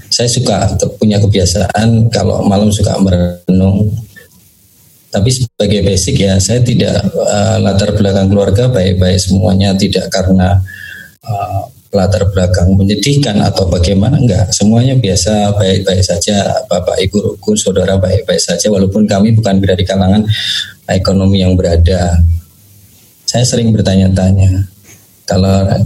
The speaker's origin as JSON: {"language": "Indonesian", "town": "Surakarta", "region": "Central Java", "country": "Indonesia", "tie": "born there", "said": "Saya lahir eh, di Surakarta atau tepatnya di Solo. Saya nomor dua dari tujuh bersaudara."}